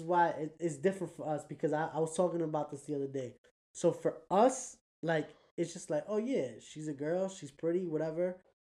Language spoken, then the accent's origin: English; United States; As an American